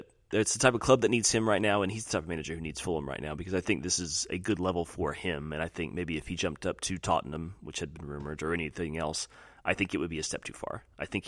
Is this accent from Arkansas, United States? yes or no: no; north of Dallas, Texas, United States; north of Dallas, Texas